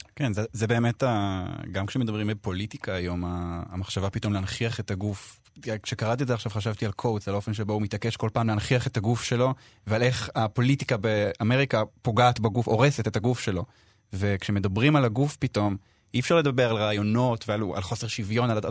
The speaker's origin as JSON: {"language": "Hebrew", "country": "Israel", "moved": "as an adult", "lives_now": "London, United Kingdom", "said": "אני מכאן כן, נכון, אי אפשר לברוח מזה, כל המערך הנפשי שלי והתרבותי והקהילתי, הכל"}